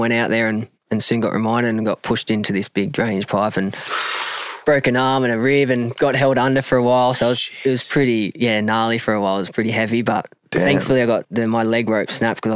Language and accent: English; Australia; now in Sydney, Australia; I'm originally from the country.